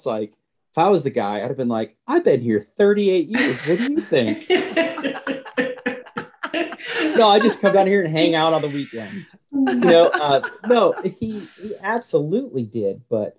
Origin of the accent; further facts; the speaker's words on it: the South, United States; as a Southerner, to me, just the word porch right there, there's five porches.